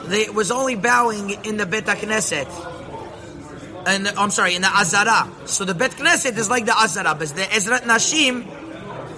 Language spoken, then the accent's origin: English; Montreal, Quebec, Canada; I grew up in Montreal